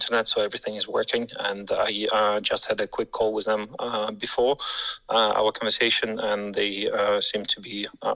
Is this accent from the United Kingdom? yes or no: no; Dnipro, Dnipropetrovsk Oblast, Ukraine; moved away as an adult; now in Luxembourg; I'm from Dnipro, a city in the central eastern part of Ukraine. But unfortunately, I left 10 years ago to live in Europe